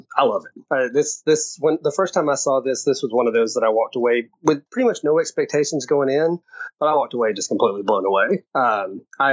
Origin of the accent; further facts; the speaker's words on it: the South, United States; I grew up in the South